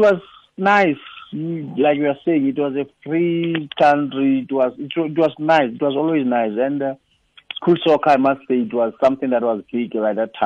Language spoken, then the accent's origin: English; Lesotho; growing up in Lesotho